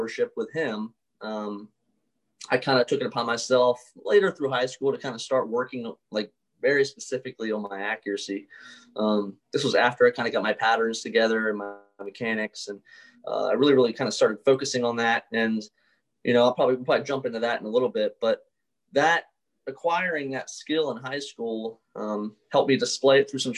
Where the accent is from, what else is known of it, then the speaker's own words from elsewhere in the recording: Baltimore, Maryland, United States; I grew up in Baltimore